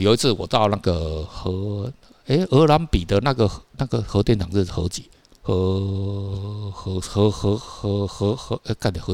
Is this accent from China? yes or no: no; Taiwan; 我们台湾人平均是一年念基本好像一点五本